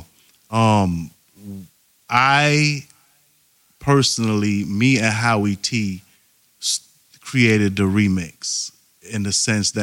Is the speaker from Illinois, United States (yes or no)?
no; New York City, New York, United States; I'm from Brooklyn, from Church Avenue, 31st Street